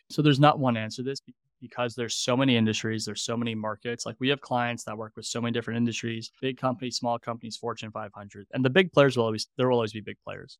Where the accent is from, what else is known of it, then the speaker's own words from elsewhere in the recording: New York, United States; moved away; also born or lived in Columbus, Ohio; I'm from New York